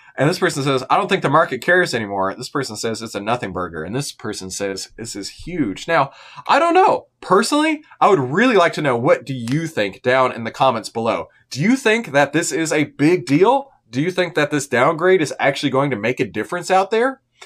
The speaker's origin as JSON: {"language": "English", "country": "United States", "said": "we, as the American citizens"}